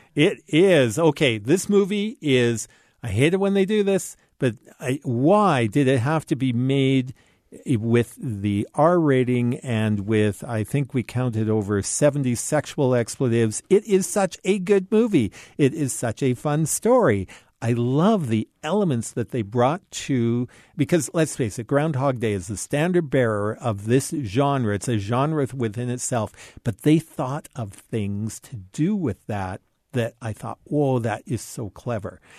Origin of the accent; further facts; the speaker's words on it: Canada; as a Canadian